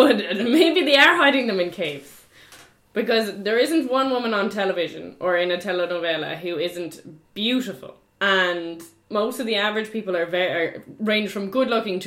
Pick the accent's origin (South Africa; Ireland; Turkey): Ireland; moved away as an adult; also born or lived in Nájera, Spain; now in Spain